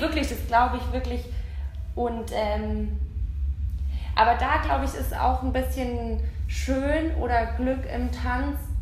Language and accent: German; Baden-Württemberg, Germany; ich komme aus Baden-Württemberg und da gab es nur AGs